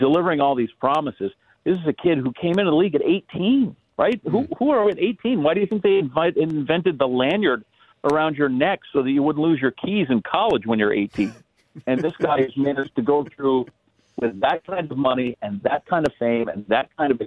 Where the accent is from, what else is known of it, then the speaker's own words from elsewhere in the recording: Wisconsin, United States; I grew up in Wisconsin